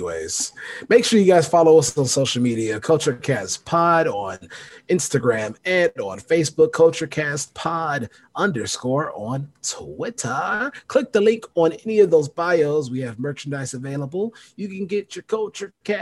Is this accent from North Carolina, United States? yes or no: no; Chicagoland suburbs, Illinois, United States; we're both from the Chicagoland. I'm from the suburbs